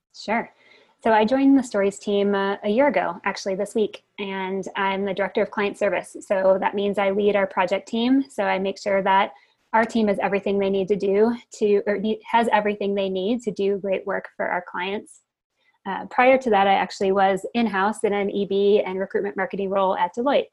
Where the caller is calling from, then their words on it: Bend, Oregon, United States; I'm calling from beautiful Bend, Oregon, in the mountains.